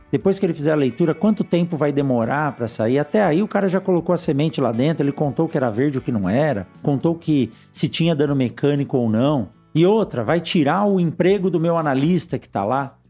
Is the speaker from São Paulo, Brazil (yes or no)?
yes; São Paulo, Brazil; Eu que nasci em São Paulo